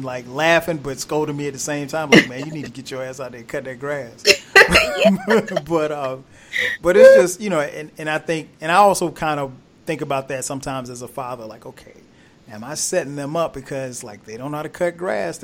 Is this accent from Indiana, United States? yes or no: no; South Carolina, United States; I grew up in South Carolina